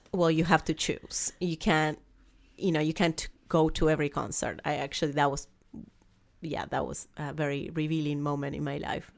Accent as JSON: {"language": "English", "country": "Argentina", "second_language": "English", "moved": "as an adult", "lives_now": "United States", "said": "I came to the United States, as you can tell, I have a very strong accent. Um, I'm from Argentina"}